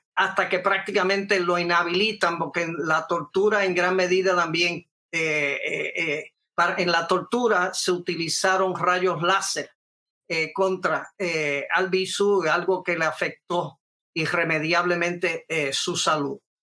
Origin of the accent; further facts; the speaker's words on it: Puerto Rico; also born or lived in New York City, United States (born); yo estuve entre miles de jóvenes puertorriqueños